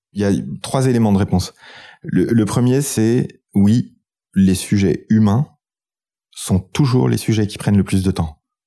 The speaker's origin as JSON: {"language": "French", "country": "France", "said": "Quand on est français"}